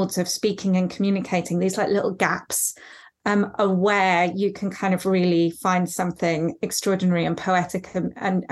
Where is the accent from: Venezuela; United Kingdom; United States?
United Kingdom; I'm British